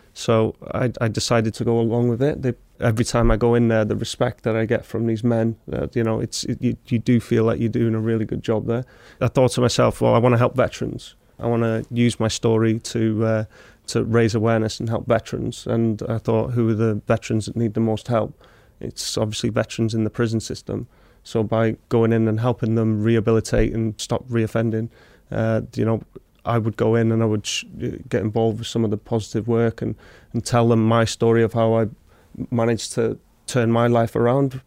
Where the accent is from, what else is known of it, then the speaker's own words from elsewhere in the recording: Wrexham, Wales, United Kingdom; I'm from Wrexham, so I'm from the local town where it's built.